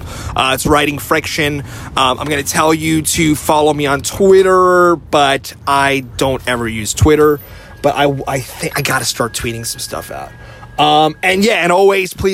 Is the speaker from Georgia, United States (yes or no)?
no; northern New Jersey, United States; moved away as an adult; also born or lived in Queens, New York; now in San Francisco, United States; I was born in Queens, but then we moved to northern New Jersey where they film, like, The Sopranos. So that's where I grew up